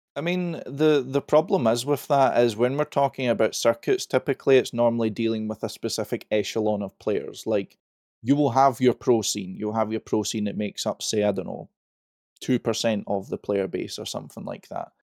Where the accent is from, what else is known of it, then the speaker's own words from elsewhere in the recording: Scotland, United Kingdom; I'm Scottish.